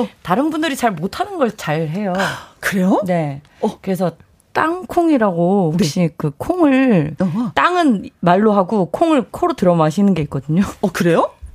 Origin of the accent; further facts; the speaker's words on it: Daegu, South Korea; 대구 출신